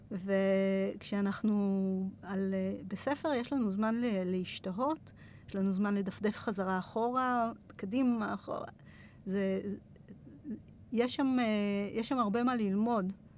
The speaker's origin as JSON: {"language": "Hebrew", "country": "Israel", "also_born_or_lived": "Kerem Maharal", "said": "אצלנו בישראל"}